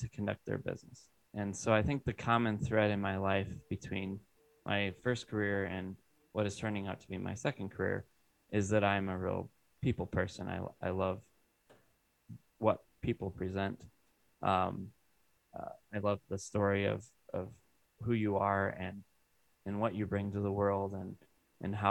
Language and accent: English; Iowa, United States; moved away as an adult; now in Wisconsin, United States; I grew up in Iowa, very rural area.